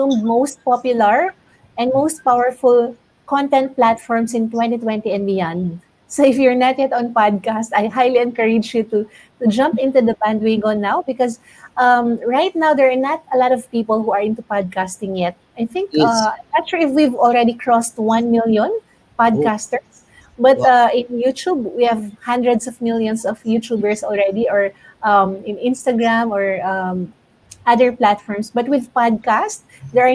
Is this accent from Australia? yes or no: no; Philippines; from the Philippines.